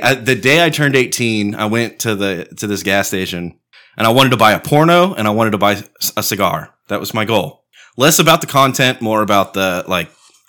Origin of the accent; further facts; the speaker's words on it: Comfort, Texas, United States; I grew up in Comfort, Texas.